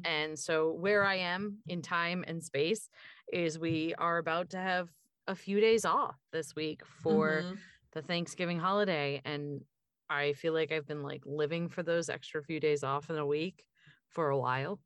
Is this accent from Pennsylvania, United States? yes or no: yes; Pennsylvania, United States; I'm from Pennsylvania